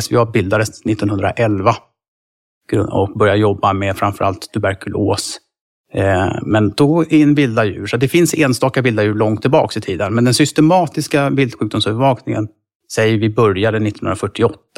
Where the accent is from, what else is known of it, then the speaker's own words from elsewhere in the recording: Stockholm, Stockholm County, Sweden; now in near Uppsala, Sweden; jag bor nära Uppsala, jag är från Stockholm från början